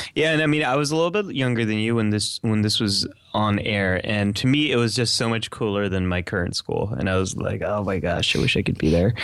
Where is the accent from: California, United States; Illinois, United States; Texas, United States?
California, United States; outside San Francisco; I grew up right outside of San Francisco, California